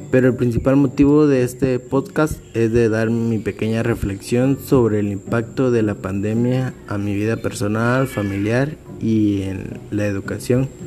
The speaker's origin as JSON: {"language": "Spanish", "town": "Malacatán", "region": "San Marcos", "country": "Guatemala", "tie": "born or raised there", "also_born_or_lived": "Tecún Umán / Coatepeque", "said": "tengo 22 años, soy originario de Malacatán, San Marcos, pero es algo confuso porque mis primeros tres años los viví en Tecumán, luego los tres años siguientes los viví en Malacatán, después viví seis años en Coatepeque"}